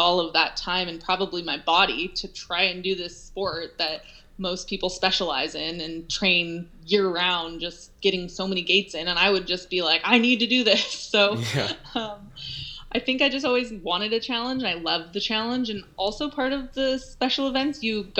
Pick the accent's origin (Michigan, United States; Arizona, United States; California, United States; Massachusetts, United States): California, United States; Olympic Valley; I grew up in Olympic Valley